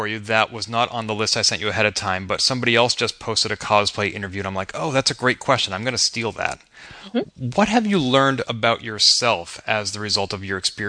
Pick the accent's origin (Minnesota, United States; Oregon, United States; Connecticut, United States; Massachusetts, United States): Massachusetts, United States; Boston; my hometown of Boston